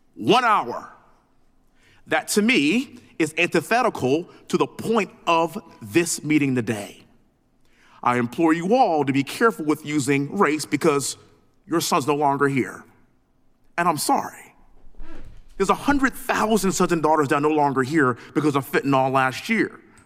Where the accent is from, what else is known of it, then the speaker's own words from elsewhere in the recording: Texas, United States; born and raised in Texas, living in Houston